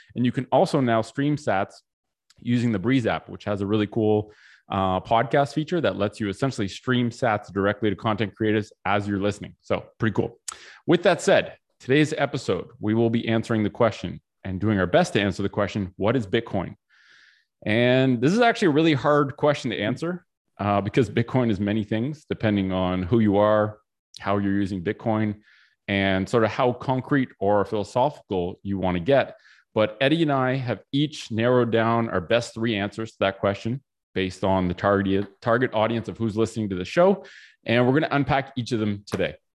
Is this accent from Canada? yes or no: yes; Canada; I was born in Canada